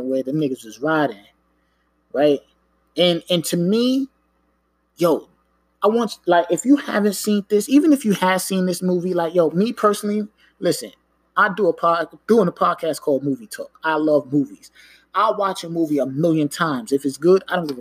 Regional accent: New York, United States; I'm not from Jersey, from New York

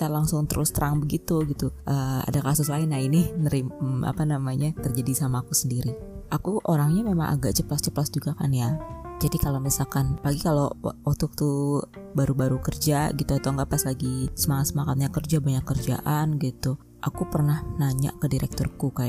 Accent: Java, Indonesia; aku juga orang Jawa tapi aku ceplos-ceplos gitu

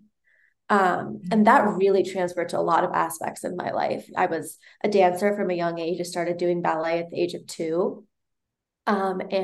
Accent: New York City, New York, United States; I was born in Manhattan, raised in New York

